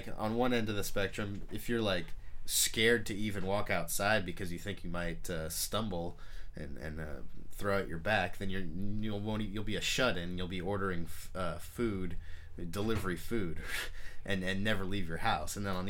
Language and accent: English; Alameda, California, United States; born or raised there